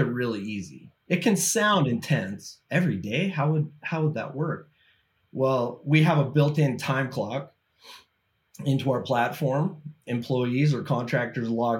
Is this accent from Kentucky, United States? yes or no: no; Utah, United States; Born and raised in Utah, family man.